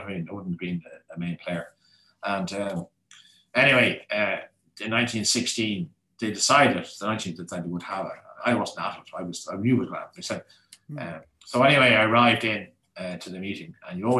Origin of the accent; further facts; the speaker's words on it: Ireland; we are Irish.